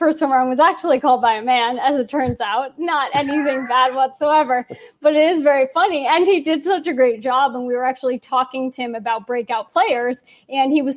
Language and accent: English; New York City, New York, United States; I grew up in New York City